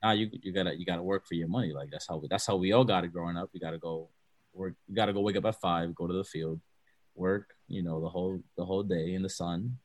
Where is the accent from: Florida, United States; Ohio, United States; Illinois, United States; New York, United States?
New York, United States; New York City; born or raised there; English is a second language; also born or lived in Baní, Dominican Republic